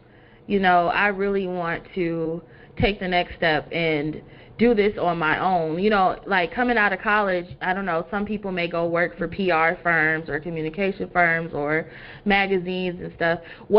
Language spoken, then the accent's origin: English; Detroit, Michigan, United States; So we're both from Detroit.